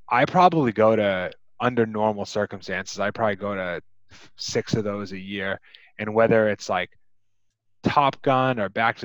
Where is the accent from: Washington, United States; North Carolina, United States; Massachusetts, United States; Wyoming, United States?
Massachusetts, United States; I'm from Massachusetts